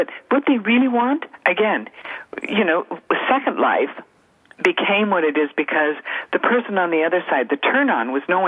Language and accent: English; Canada; I was born and raised in Canada